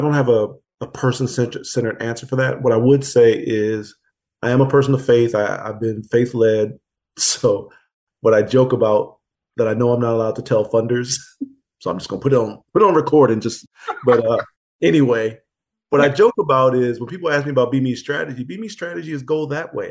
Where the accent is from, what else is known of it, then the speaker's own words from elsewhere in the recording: Pontiac, Michigan, United States; moved away; in pontiac the di- my hometown